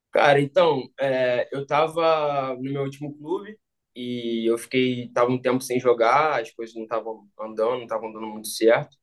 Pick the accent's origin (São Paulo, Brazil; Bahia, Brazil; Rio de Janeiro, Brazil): Rio de Janeiro, Brazil; moved away as an adult; now in Romania; eu cresci, eu cresci no Rio